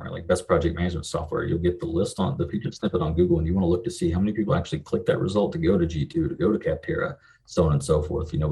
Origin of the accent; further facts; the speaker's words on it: western Kentucky, United States; I'm from the middle of nowhere in Kentucky. It's about as about as far west Kentucky as you can get. Um, grew up here.